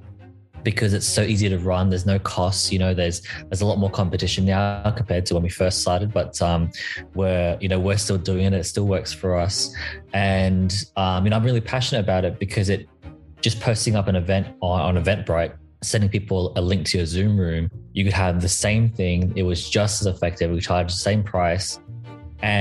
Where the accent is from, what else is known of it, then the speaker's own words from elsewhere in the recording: Australia; I am Australian